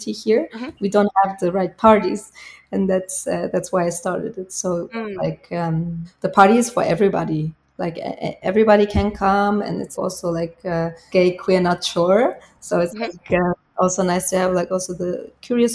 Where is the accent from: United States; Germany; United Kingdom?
Germany; Bavaria; English is a second language; when I'm here in my hometown